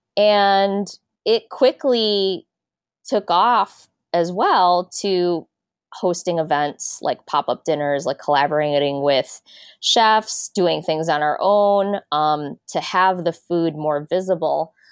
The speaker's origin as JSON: {"language": "English", "town": "Des Plaines", "region": "Illinois", "country": "United States", "tie": "born or raised there", "said": "I grew up in a suburb of Chicago called Des Plaines, and I grew up in the eighties"}